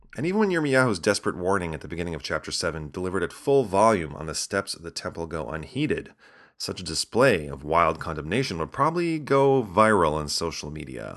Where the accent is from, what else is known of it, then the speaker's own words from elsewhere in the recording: Chicago, Illinois, United States; As a child growing up in Chicago